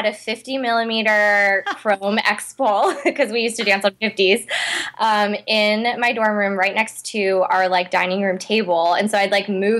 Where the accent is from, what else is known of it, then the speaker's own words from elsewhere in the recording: Seattle, Washington, United States; moved away as an adult; also born or lived in Los Angeles; I'm originally from Seattle. Okay. So my parents put me in one of the big ballet schools in Seattle when I was growing up.